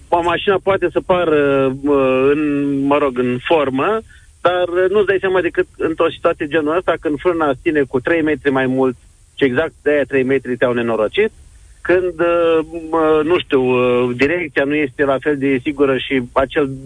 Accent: Iași, Iași County, Romania; Sunt din Iași, uh, o parte din de pietoni din Iași sunt uh, luminate pe toată lungimea lor, ceea ce e un lucru extraordinar.

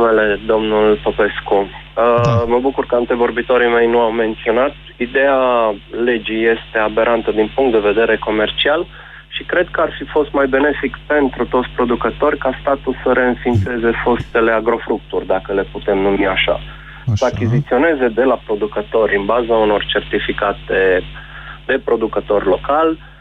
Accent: Mehedinți County, Romania; eu sunt din Mehedinți, lucrez în domeniul agricol

